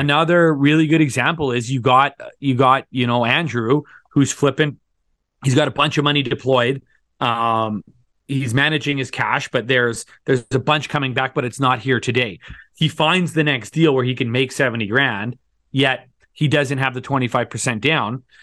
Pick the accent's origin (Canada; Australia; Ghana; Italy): Canada; Thunder Bay, Ontario; moved away as an adult; now in Calgary, Canada; I grew up in Thunder Bay, Ontario, went to university in Ontario, moved out to Calgary in two thousand seven